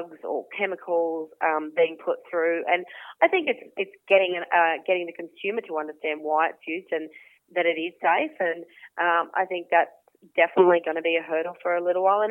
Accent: Toowoomba, Queensland, Australia; So I grew up outside of Toowoomba, half an hour outside of Toowoomba, fifth generation on a small grazing property out there with mum and dad

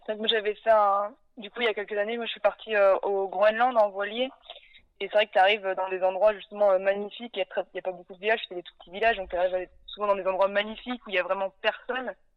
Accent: Nantes, Pays de la Loire, France; j'ai 28 ans, du coup je suis originaire de Nantes

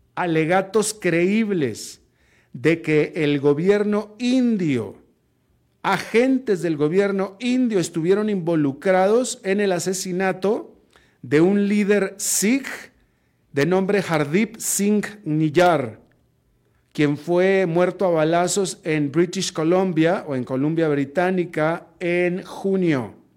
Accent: Monterrey, Nuevo León, Mexico; moved away; also born or lived in Atlanta, United States; Atlanta era la ciudad donde yo residía en ese momento, Monterrey mi ciudad natal

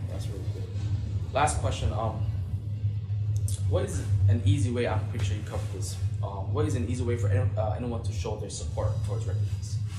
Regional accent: Minnesota, United States; for me as a former refugee myself, yeah, growing up in Minnesota

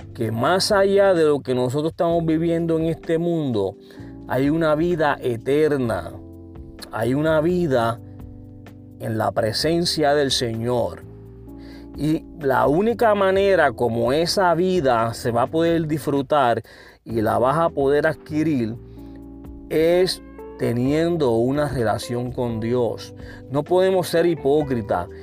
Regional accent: Puerto Rico; yo soy puertorriqueño

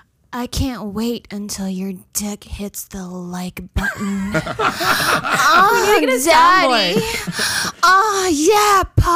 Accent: Toronto, Ontario, Canada; I grew up in Toronto.

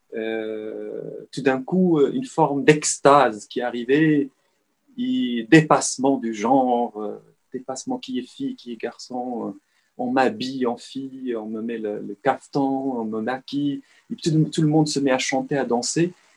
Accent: Salé, Rabat-Salé-Kénitra, Morocco; moved away; je suis né à Rabat en soixante-treize, mais j'ai dé-, passé la, l'essentiel de ma vie marocaine à Salé

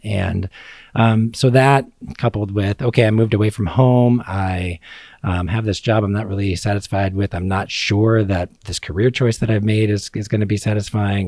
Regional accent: Joliet, Illinois, United States; moved away as an adult; now in Kokomo, United States; I grew up in, uh, Joliet, Illinois

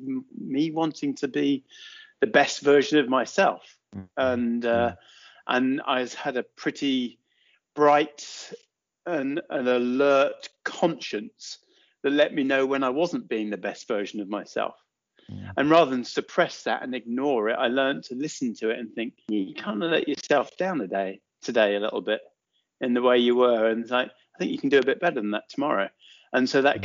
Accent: Watford, East of England, United Kingdom; We grew up just outside Watford, so that's kind of where I was born, in Watford General Hospital

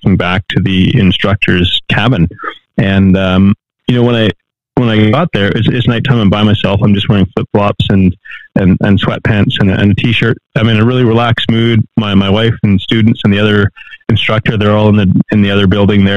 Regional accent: Canada; moved away as an adult; also born or lived in Mexico; I'm from Canada

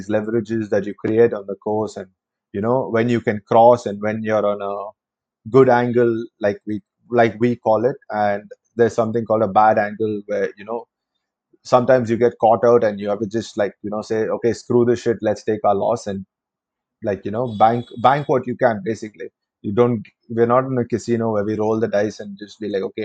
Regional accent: Chennai, Tamil Nadu, India; I'm from Chennai

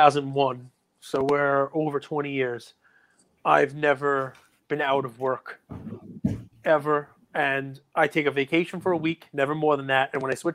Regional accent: New York, United States; I'm a New Yorker.

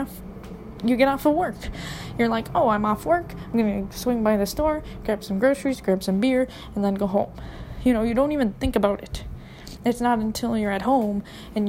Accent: Minneapolis, Minnesota, United States; I'm from Minneapolis, okay? Minneapolis, Minnesota

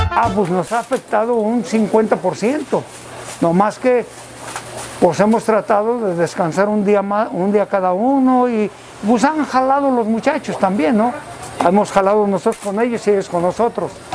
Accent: Ezequiel Montes, Querétaro, Mexico; vengo del pueblo de Sequil Montes. Soy queretano 100%

